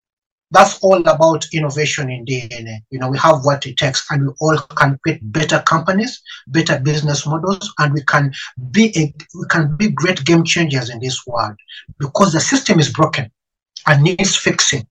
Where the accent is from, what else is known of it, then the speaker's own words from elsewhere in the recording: Uganda; moved away as an adult; now in United Kingdom; I'm an African. I come from Africa. I'm Ugandan.